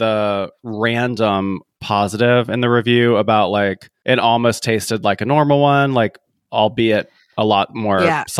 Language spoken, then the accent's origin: English; the South, United States; I grew up in the South and I grew up with parents that loved fast food